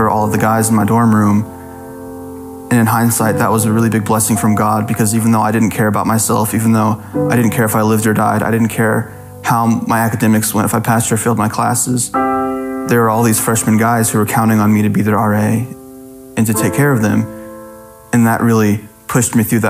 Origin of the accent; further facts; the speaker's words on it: Greenland, Arkansas, United States; I grew up here in Greenland, just a little bit south of Fayetteville.